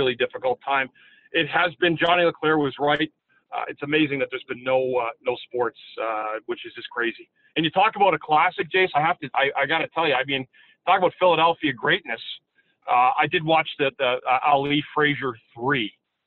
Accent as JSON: {"language": "English", "town": "Ottawa", "region": "Ontario", "country": "Canada", "tie": "born or raised there", "said": "my hometown of Ottawa"}